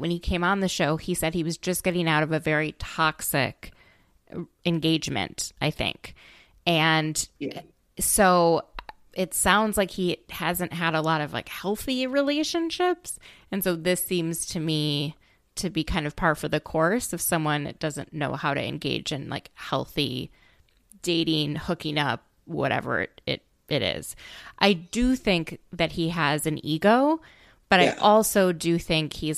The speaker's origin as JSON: {"language": "English", "region": "Minnesota", "country": "United States", "said": "I'm from Minnesota"}